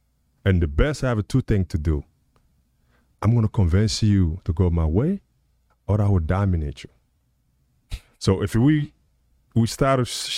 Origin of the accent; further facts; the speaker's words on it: United States; So I think, you know, I'm American, I can say we.